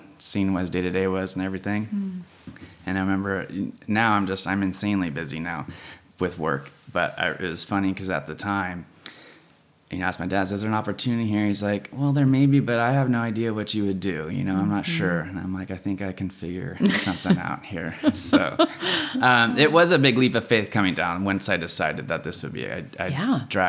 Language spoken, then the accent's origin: English; San Luis Obispo, California, United States; also born or lived in Davis, California / Austin, Texas; I grew up here in San Luis.